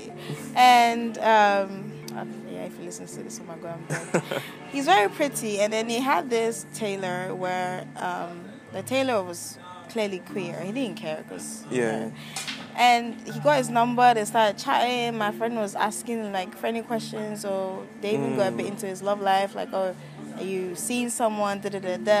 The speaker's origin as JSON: {"language": "English", "town": "Amsterdam", "region": "North Holland", "country": "Netherlands", "tie": "born or raised there", "said": "I grew up in Amsterdam"}